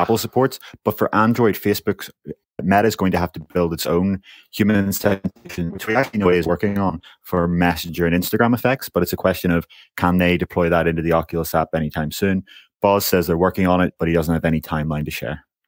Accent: Northern Ireland, United Kingdom; I'm from Northern Ireland

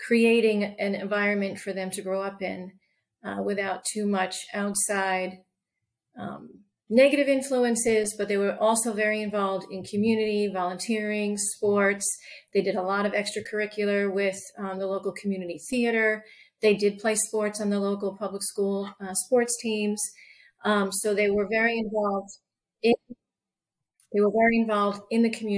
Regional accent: Long Island, New York, United States; moved away as an adult; also born or lived in Arizona; now in York County, United States; I was born and raised in New York in a traditional family, Catholic family, and Irish, Catholic Irish family. And I, grew up there and later left Long Island

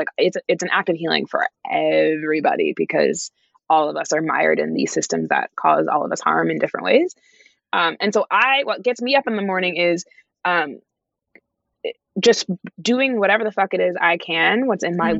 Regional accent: Canada; being a Canadian currently in Canada

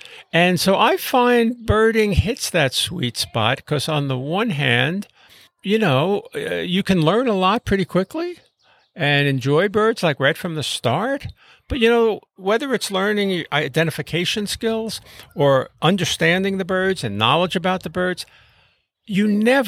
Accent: Brooklyn, New York, United States; I grew up in Brooklyn, New York, in a working-class neighborhood in a small apartment

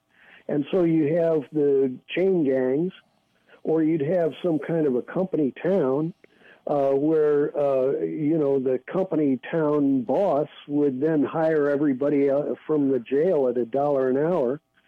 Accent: St. Louis, Missouri, United States; now in San Francisco, United States; No, I'm originally from St. Louis.

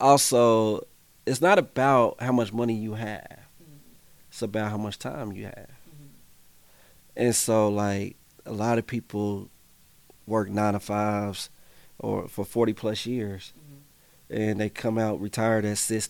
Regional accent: Indianapolis, Indiana, United States; I grew up on the Far East Side, so we got one of the top rates of unemployment.

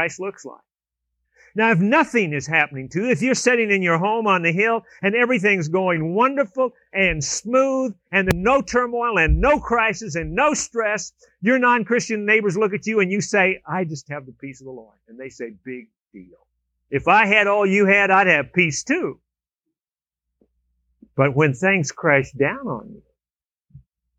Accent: California, United States; moved away; I was down in California visiting my sister, and we grew up in California.

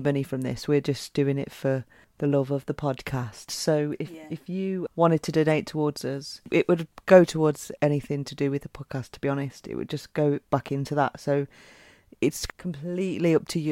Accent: United Kingdom; being British

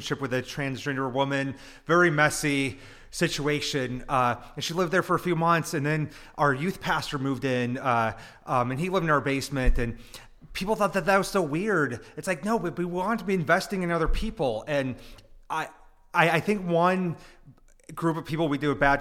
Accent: United States

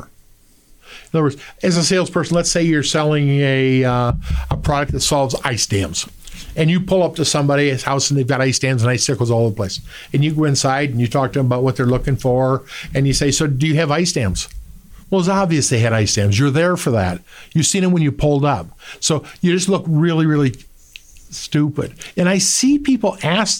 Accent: Midwest, United States; we're here from the Midwest

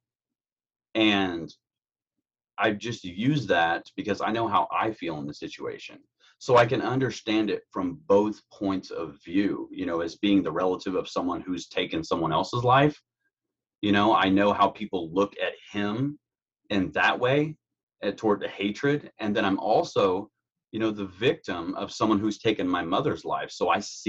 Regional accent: Carroll County, Indiana, United States; I'm from Indiana, born and raised in Carroll County, Indiana

